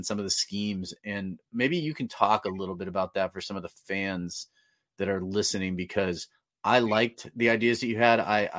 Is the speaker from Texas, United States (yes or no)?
no; Northern California, United States; growing up in Northern California